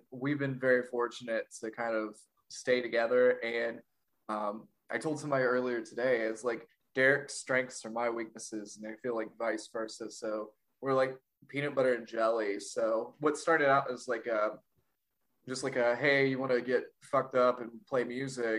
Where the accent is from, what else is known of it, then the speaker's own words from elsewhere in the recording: North Carolina, United States; I've been here my whole life